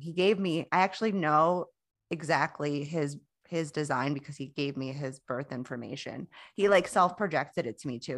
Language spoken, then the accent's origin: English; Florida, United States; I'm from Florida